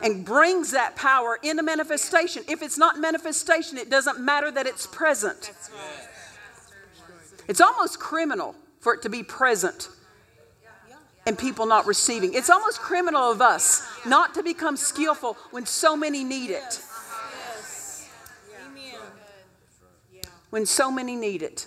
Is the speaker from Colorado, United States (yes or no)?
no; Oklahoma, United States; I grew up in Oklahoma